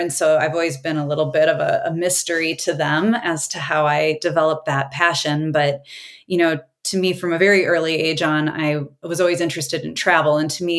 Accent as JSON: {"language": "English", "region": "Wisconsin", "country": "United States", "moved": "yes", "said": "I came from Wisconsin. And so that was beer country there."}